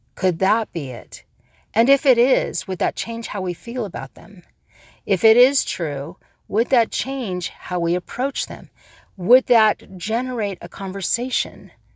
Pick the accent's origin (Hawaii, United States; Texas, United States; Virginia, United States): Hawaii, United States; I'm a Hawaiian